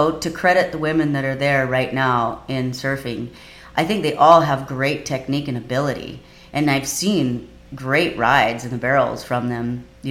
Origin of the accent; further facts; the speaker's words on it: Kauai, Hawaii, United States; because I grew up on Kauai and I grew up with the Kauai boys, and that's what I was used to doing